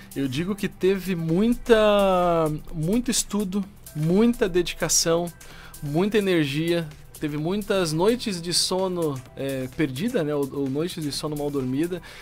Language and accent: Portuguese; Brasília, Federal District, Brazil; now in Joinville, Brazil; sou de Brasília, né? Não sou joinvilense, mas adotei Joinville como minha cidade do coração, já moro aqui há muitos anos